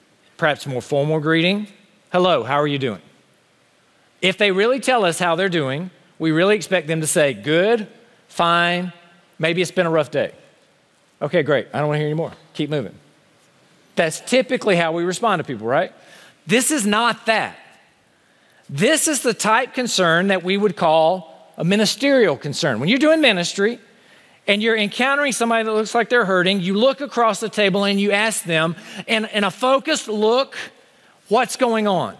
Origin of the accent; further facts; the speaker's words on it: Honea Path, South Carolina, United States; moved away; my hometown of Honey Pass, South Carolina.